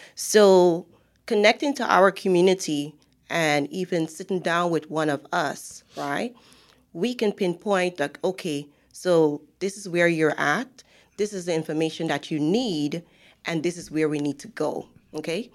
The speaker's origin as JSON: {"language": "English", "country": "Guyana", "moved": "as an adult", "lives_now": "United States", "said": "I am from Guyana."}